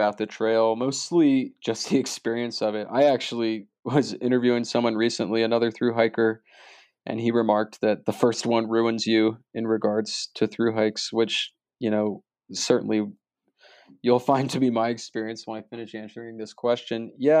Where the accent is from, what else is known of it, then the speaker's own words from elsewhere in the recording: Maryland, United States; Growing up in Maryland on the East Coast, if you were getting involved in outdoor things, hiking, riding, you know, anything like that, the Appalachian Mountains were where you went